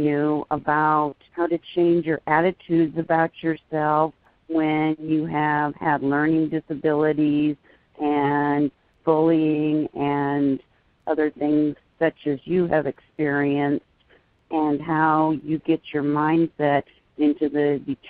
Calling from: Yakima, Washington, United States; I'm calling from Yakima, which is a town in central Washington State.

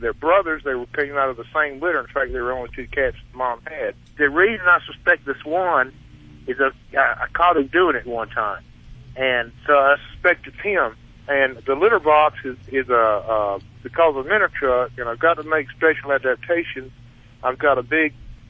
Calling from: Denver, Colorado, United States; Well, now I'm in outside of Denver, Colorado.

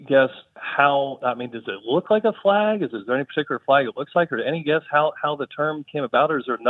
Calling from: Dallas, Texas, United States; from Dallas, Texas.

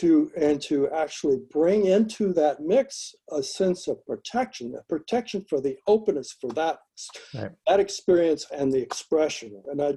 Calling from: Los Angeles, California, United States; I'm speaking from Los Angeles.

